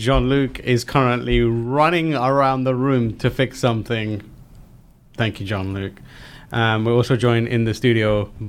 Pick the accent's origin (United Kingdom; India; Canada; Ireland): United Kingdom; moved away; as a Brit.